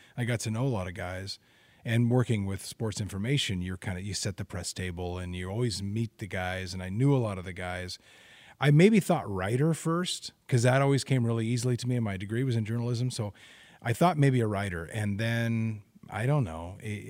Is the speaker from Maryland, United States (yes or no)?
no; Albany, Oregon, United States; also born or lived in Idaho; I grew up, well, actually I was born in Idaho, lived in Western Idaho. My dad was a basketball coach, and then he got a job at West Albany High School. I think I was probably 7, and we moved to Albany, and then that's where I grew up